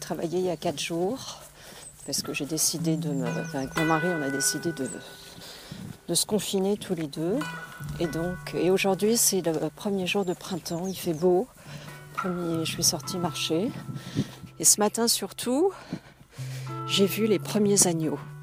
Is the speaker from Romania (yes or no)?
no; France; moved away as an adult; now in North of England, United Kingdom; j'habite euh, au nord de l'Angleterre, je suis française